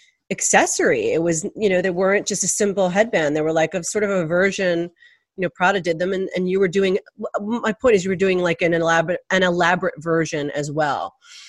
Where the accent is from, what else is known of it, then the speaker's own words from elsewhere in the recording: New York, United States; as a little girl, I remember growing up in Manhattan